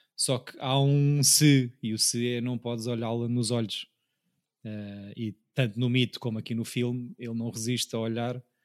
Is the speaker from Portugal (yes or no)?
yes; Portugal; para mim como Tuga